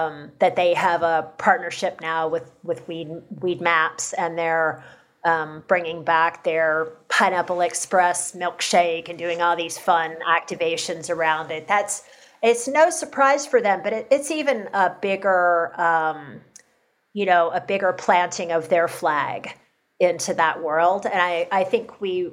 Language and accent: English; Kentucky, United States; my home state of Kentucky